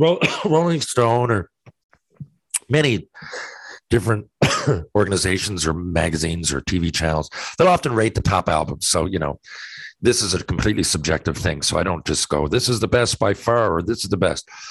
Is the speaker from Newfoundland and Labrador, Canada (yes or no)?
yes; St. John's, Newfoundland and Labrador, Canada; also born or lived in Mount Pearl; I love not only playing for my home province, but my hometown. I was born in St. John's. And, you know, I live in Mount Pearl, but I was born in St. John's. I grew up watching the Caps